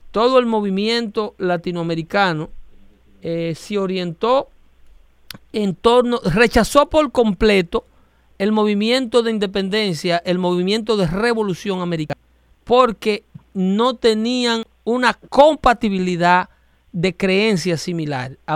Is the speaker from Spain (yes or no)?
no; Mexico; Yo soy mexicano.